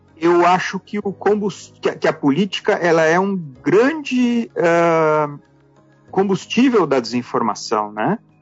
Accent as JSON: {"language": "Portuguese", "town": "Passo Fundo", "region": "Rio Grande do Sul", "country": "Brazil", "tie": "born or raised there", "said": "nasci em Passo Fundo, no Rio Grande do Sul"}